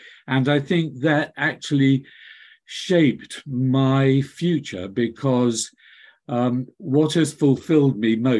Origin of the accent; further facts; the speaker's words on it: Glasgow, Scotland, United Kingdom; also born or lived in Singapore; in Glasgow, where I was born. You'd never know I was a Glaswegian from my accent, but I am a Glaswegian. And so the childhood was spent between Scotland and Singapore